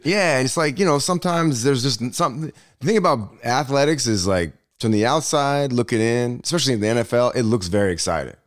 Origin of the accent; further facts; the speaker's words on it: Berkeley, California, United States; moved away as an adult; also born or lived in Michigan; I grew up in Berkeley, California